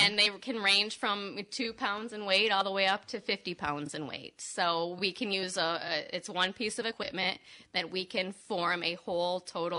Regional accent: Cadillac, Michigan, United States; moved away as an adult; also born or lived in East Lansing, Michigan; now in West Michigan, United States; I grew up in Cadillac. Uh-huh. And then I lived in East Lansing.

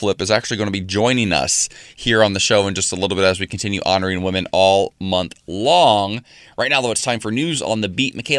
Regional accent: Ohio, United States; moved away; In Cleveland, Ohio, I might add. My home state.

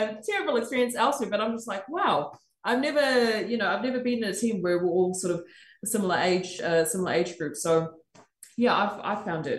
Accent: Australia; even when I was growing up in Australia and not seeing any form of Pacifica representation

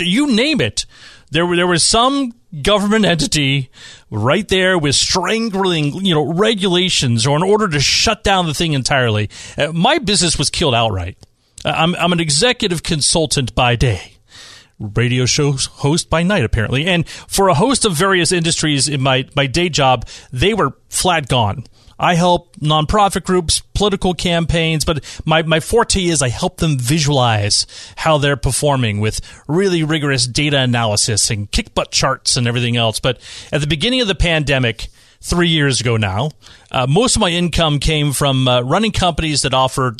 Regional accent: Bay Area, California, United States; now in San Diego, United States; I'm from the Bay Area.

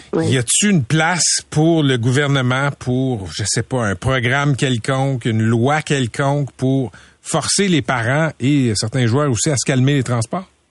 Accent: Laval, Quebec, Canada; j'ai grandi à Laval. Je suis à Fabreville

